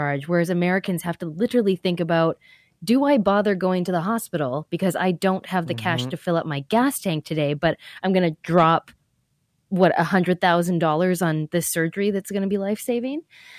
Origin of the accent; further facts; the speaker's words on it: Canada; It's a public system, and we're all winners because we're Canadian.